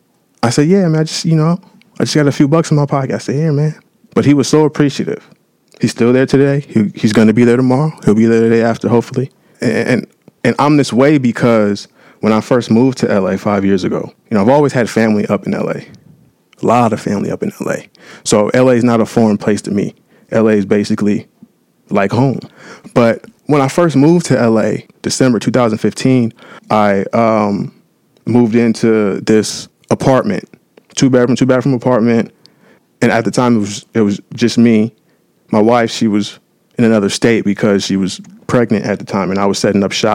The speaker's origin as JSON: {"language": "English", "town": "San Diego", "region": "California", "country": "United States", "tie": "born or raised there", "lives_now": "Los Angeles, United States", "said": "I'm born and raised down in San Diego, California"}